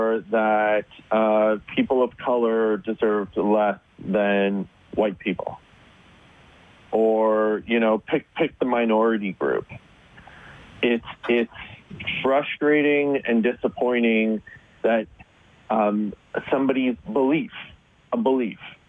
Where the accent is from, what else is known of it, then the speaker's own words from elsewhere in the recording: Northern Ontario, Canada; I grew up in Northern Ontario